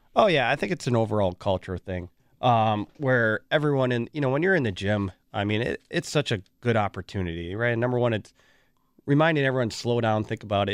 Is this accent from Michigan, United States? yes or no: no; Waukesha, Wisconsin, United States; I'm from Waukesha, born and raised